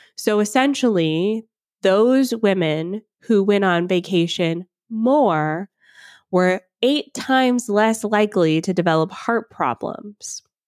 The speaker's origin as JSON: {"language": "English", "town": "Atlanta", "region": "Georgia", "country": "United States", "tie": "born or raised there", "moved": "yes", "lives_now": "Ontario, Canada", "said": "I grew up in Atlanta, Georgia"}